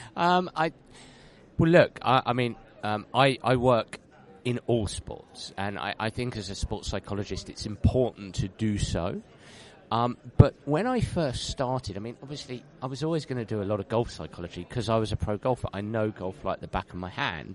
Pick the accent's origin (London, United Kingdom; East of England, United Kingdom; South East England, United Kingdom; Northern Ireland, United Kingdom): London, United Kingdom; I'm a Londoner, so I was born in London, and uh, I don't live in London anymore. I just live just outside of London